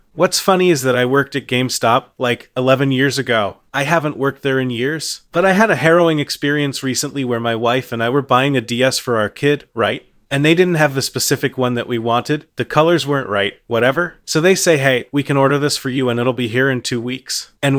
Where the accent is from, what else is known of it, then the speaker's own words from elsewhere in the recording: Midwest, United States; Well, I'm from the Midwest originally.